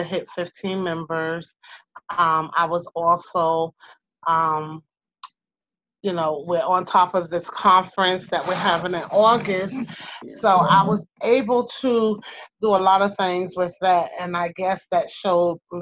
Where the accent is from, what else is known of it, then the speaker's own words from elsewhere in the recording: Eastern Long Island, New York, United States; accent: New York-esque; now in Georgia, United States; I am originally born and raised in Eastern Long Island, New York. So, yes, I have that New York-esque accent